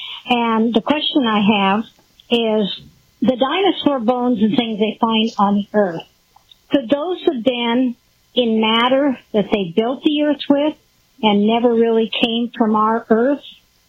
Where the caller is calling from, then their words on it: Chehalis, Washington, United States; I'm calling from Chehalis, Washington